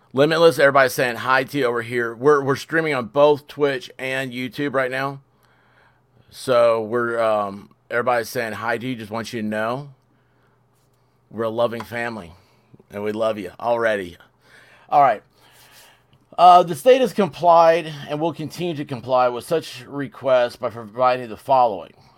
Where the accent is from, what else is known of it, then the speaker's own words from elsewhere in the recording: Memphis, Tennessee, United States; moved away; I'm from Memphis originally